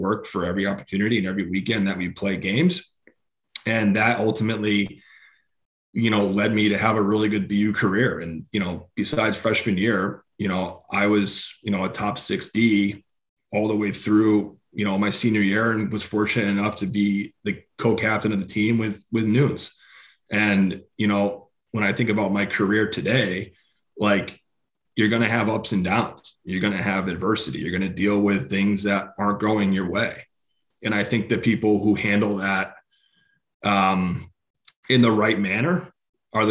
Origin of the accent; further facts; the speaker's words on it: Hamden, Connecticut, United States; in my hometown in Hamden